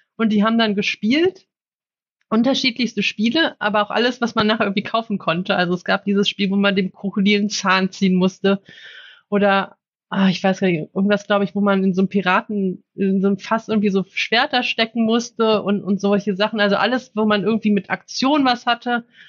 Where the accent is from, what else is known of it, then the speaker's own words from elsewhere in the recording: Cologne, North Rhine-Westphalia, Germany; ich bin in Köln aufgewachsen